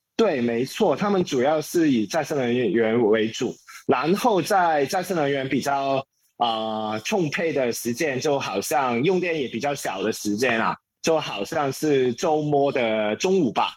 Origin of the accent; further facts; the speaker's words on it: Hong Kong; Chinese is a second language; moved away as an adult; now in Taipei, Taiwan; 从前我是一个香港人，啊，香港人啊，也在香港，接别人的律师的平工作